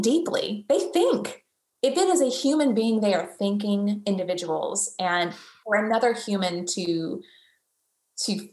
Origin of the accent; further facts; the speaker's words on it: the South, United States; I'm born and raised in the South. We are very hospitable people.